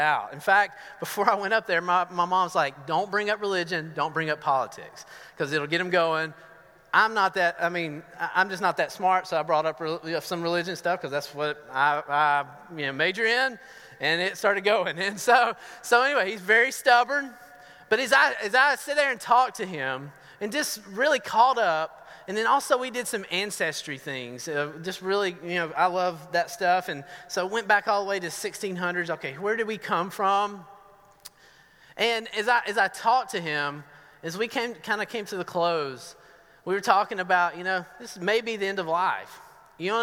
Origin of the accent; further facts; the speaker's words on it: Northeast Georgia, United States; accent: southern; now in Medford, United States; I'm from Northeast Georgia